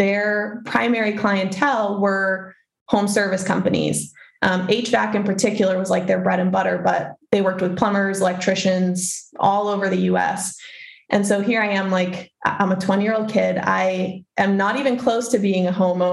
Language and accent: English; Maine, United States; moved away as an adult; I'm from Maine, born and raised Mainer over here